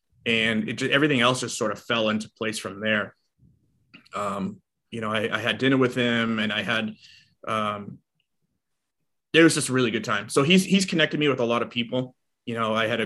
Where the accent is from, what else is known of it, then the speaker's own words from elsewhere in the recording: Boston, Massachusetts, United States; moved away as an adult; now in Los Angeles, United States; I was born and raised in Boston. You know, I moved out here in 2008